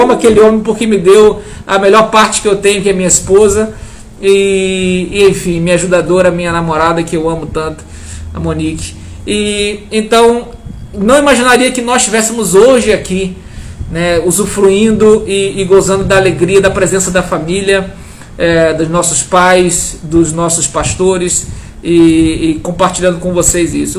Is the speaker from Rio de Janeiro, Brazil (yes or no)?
yes; Araruama, Rio de Janeiro, Brazil; moved away as an adult; also born or lived in Manaus; eu sou carioca da, da Gema, mas é, vivi em Araruama dos meus 9 aos meus 21 anos de idade.